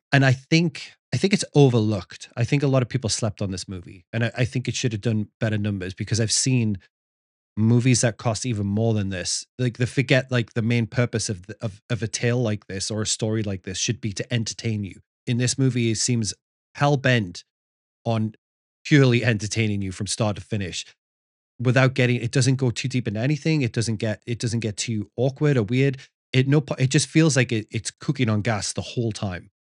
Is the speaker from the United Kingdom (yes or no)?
yes; the north of England, United Kingdom; moved away; growing up in Northern England